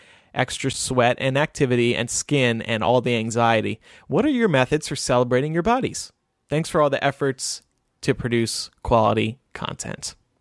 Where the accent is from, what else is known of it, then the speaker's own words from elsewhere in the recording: outside of Pittsburgh, Pennsylvania, United States; moved away; I grew up outside of Pittsburgh